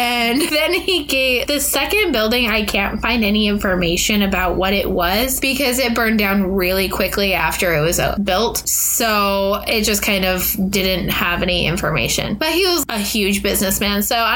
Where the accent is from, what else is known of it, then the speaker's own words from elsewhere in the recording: Washington, United States; moved away; also born or lived in Midwest; growing up in Washington